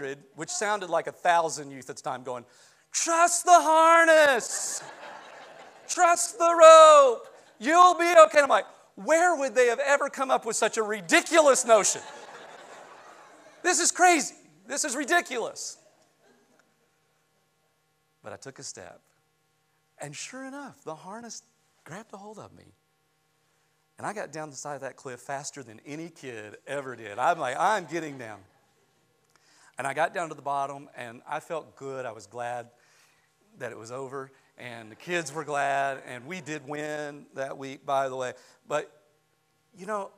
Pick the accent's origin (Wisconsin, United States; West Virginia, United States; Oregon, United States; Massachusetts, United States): West Virginia, United States; I grew up in West Virginia